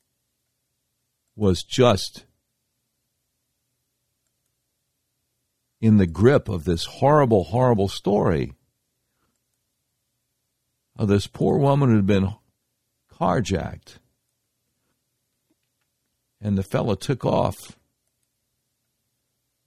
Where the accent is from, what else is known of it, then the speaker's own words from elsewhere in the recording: Charlotte, North Carolina, United States; I used to do talk radio for a little while in my hometown of Charlotte, North Carolina